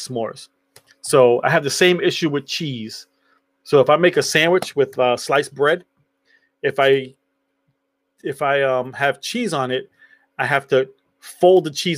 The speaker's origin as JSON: {"language": "English", "region": "New York", "country": "United States", "tie": "born or raised there", "said": "So when I was younger, I grew up in New York."}